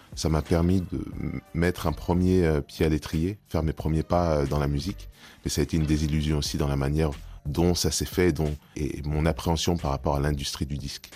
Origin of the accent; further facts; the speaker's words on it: France; je suis né en France, j'ai été éduqué dans le système français